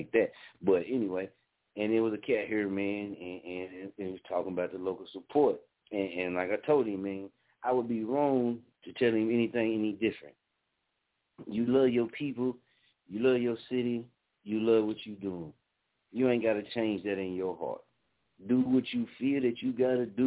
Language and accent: English; Muskogee, Oklahoma, United States; moved away as an adult; I'm born and raised in Muskogee, man. Love my city